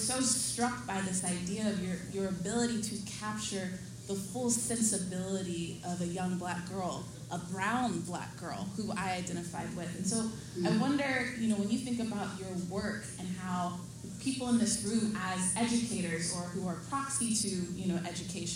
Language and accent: English; Austin, Texas, United States; growing up in Austin, Texas, as a young Black woman